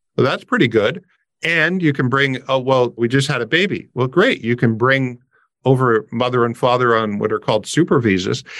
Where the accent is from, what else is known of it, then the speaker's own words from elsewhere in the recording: Windsor, Ontario, Canada; I'm a Canadian, but I grew up on the border